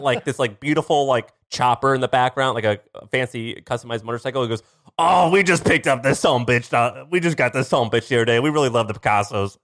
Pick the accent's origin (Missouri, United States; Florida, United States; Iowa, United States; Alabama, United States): Missouri, United States; I'm from Missouri.